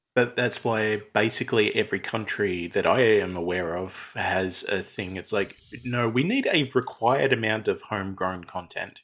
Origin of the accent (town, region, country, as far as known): Australia